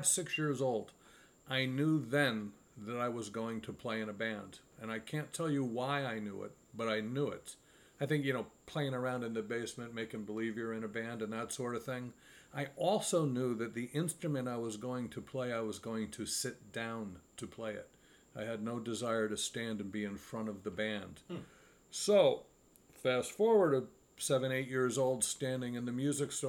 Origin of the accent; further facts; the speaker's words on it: Hyde Park, New York, United States; when I was growing up here in the, I'm from Hyde Park, so the Poughkeepsie area